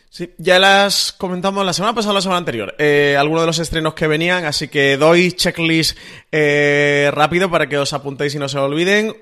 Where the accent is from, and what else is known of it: Spain